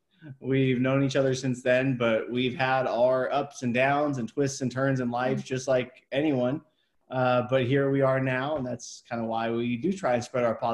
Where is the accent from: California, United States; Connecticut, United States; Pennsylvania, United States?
California, United States; Hollister; moved away as an adult; I went back to my hometown